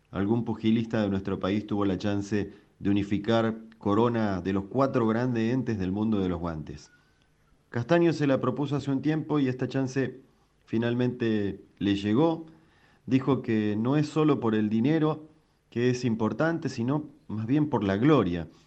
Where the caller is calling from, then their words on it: Chilecito, La Rioja, Argentina; de Chilecito, provincia de La Rioja.